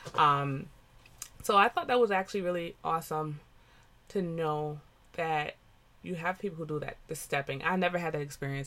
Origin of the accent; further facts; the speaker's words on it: United States; I am a first generation American. My parents are West Indian, Jamaicans. But I am American